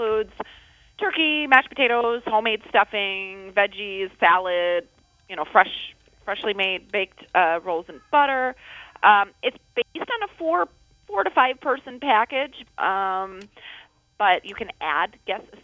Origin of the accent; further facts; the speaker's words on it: Toledo, Ohio, United States; moved away as an adult; Toledo, born and raised.